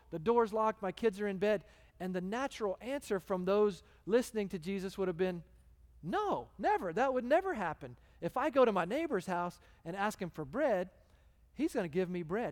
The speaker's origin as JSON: {"language": "English", "region": "Texas", "country": "United States", "also_born_or_lived": "The Woodlands, Texas", "moved": "as an adult", "lives_now": "Phoenix, United States", "said": "I'm American, two, I'm from Texas"}